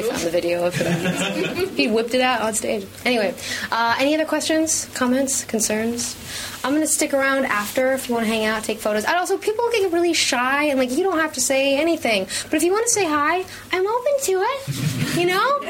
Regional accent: Los Angeles, California, United States; I grew up in Hollywood

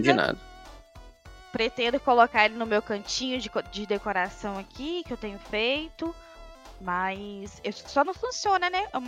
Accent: Miracema, Rio de Janeiro, Brazil; accent: leaning towards Minas Gerais; Então aí ficou meio que esse sotaque mais puxado para Minas do que realmente para capital. Mas eu sou do interior do Rio, Miracema.

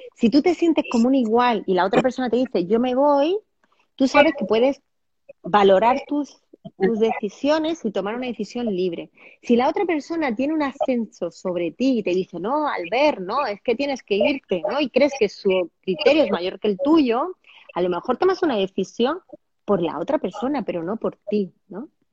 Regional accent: Andalusia, Spain; yo soy andaluza

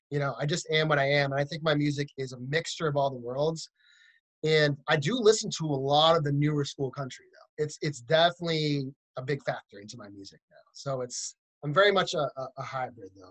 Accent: central Massachusetts, United States; moved away as an adult; also born or lived in Boston, Massachusetts; now in Nashville, United States; I grew up in Massachusetts, kind of in the central part of the state.

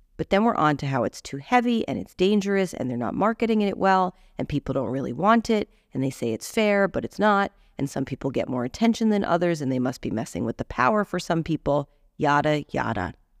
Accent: United States; moved away; we're American

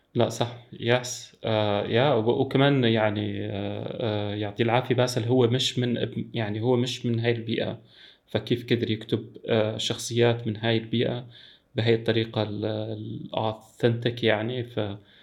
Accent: Syria; انا انا سوري

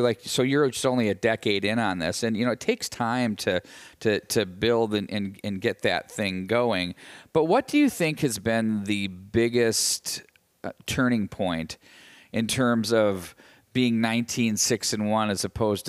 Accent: Chaska, Minnesota, United States; And growing up in the Chaska-Chan program, a lot of those kids were in Pee Wee AA, Bantam AA type state tournament experiences, and you get used to it.

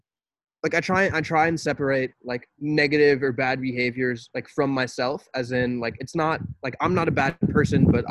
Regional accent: United States; as American people

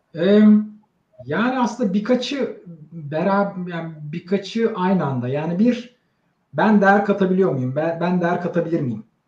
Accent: Istanbul, Turkey; 75 İstanbul doğumluyum.

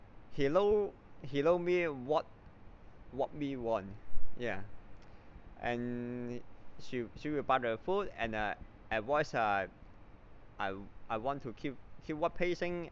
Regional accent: Hong Kong; Hong Kong is my hometown

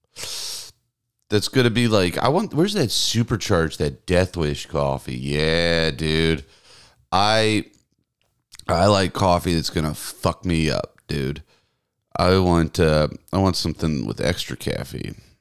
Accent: the South, United States; moved away; I grew up in the South. We didn't get snow.

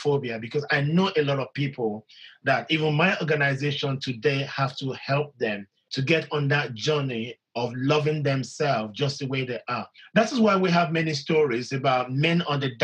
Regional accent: Nigeria; when you grow up in a society that is vast and diverse as the Nigerian culture

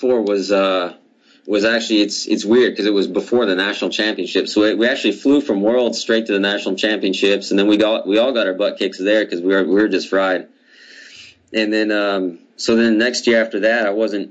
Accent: United States; two of us Americans

